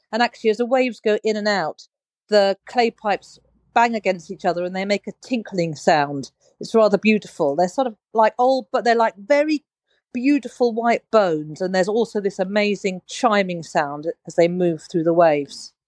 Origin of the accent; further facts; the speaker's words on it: London, United Kingdom; also born or lived in Uganda; So I, I grew up in London